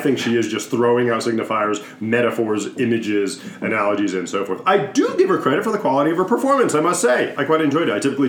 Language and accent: English; Northeast, United States; We are from the Northeast.